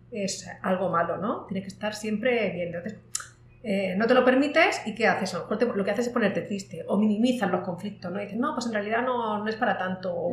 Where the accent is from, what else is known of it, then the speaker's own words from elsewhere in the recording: Spain; moved away as an adult; now in Latin America; te hablaba antes de cuando me vine de España para acá, pues yo me justificaba y decía, no, no, me quiero ir a América Latina por la deuda histórica que tenemos